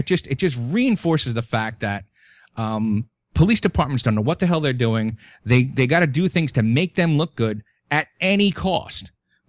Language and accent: English; New York City, New York, United States; growing up in Brooklyn, and I'm 45 years old